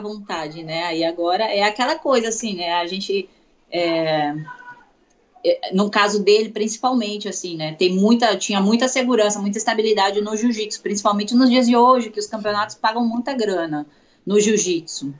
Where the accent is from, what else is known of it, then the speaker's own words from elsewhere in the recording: Itu, São Paulo, Brazil; also born or lived in Santos; now in São Paulo, Brazil; Eu sou de Itu, interior